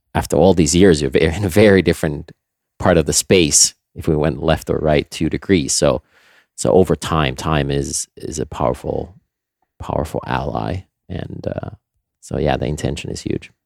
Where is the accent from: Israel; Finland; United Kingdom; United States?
Finland; Nokia, Pirkanmaa; moved away; I grew up in Finland, um, on our family farm